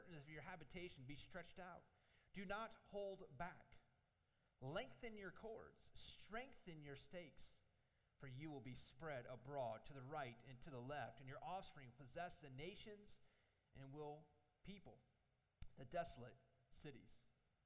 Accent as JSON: {"language": "English", "country": "United States"}